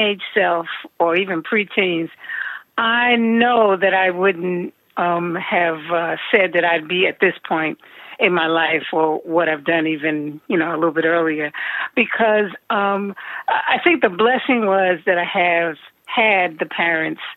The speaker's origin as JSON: {"language": "English", "town": "New York City", "region": "New York", "country": "United States", "tie": "born or raised there", "said": "growing up in New York City, and having access to all that the city offered"}